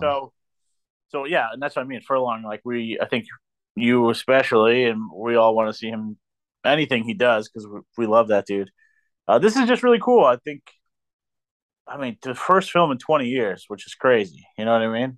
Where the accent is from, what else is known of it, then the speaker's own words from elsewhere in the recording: New York, United States; also born or lived in Maryland; now in Pennsylvania, United States; I'm from New York